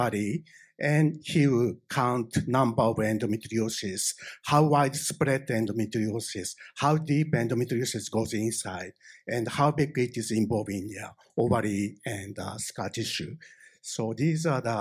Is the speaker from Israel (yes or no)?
no; Japan; accent: thick Japanese; English is a second language; English is not my native language, so I have a thick Japanese accent.